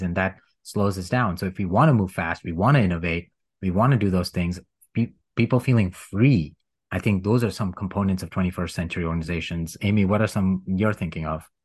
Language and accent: English; India; moved away; supremacy based culture, which I grew up in in India